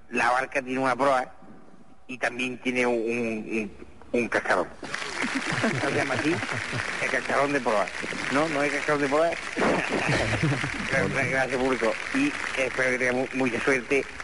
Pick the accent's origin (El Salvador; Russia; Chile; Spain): Spain; Córdoba, Andalusia; porque Lucena está en Córdoba y, porque yo soy, yo soy, yo soy de Córdoba, aunque ah, ahora defienda los intereses de de verdadero, de verdadero submarino